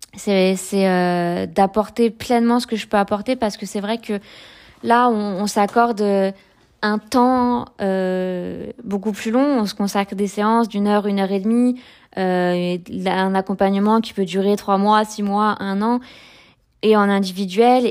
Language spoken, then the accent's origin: French; France; moved away; also born or lived in Provence-Alpes-Côte d'Azur; j'ai grandi près de la Manche où il y a des, des marées avec des coefficients importants